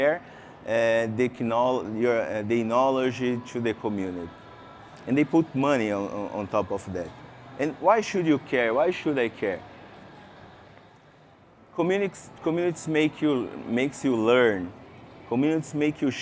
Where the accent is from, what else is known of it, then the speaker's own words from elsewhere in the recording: Brazil; English is a second language; I came from Brazil, so excuse me for my English. It's not good. It's not my mother language